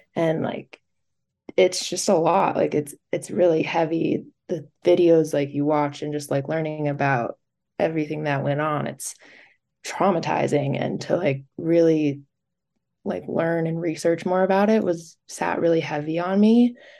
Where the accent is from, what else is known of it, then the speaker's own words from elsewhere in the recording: Park City, Utah, United States; also born or lived in New Jersey; I was born in New Jersey, and then we moved to Park City